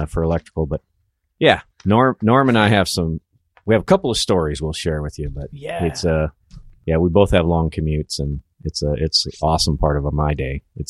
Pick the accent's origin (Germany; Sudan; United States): United States; Sedro-Woolley, Washington; also born or lived in Woodland, Washington; now in Vancouver, United States; I'm from Cedar Woolley originally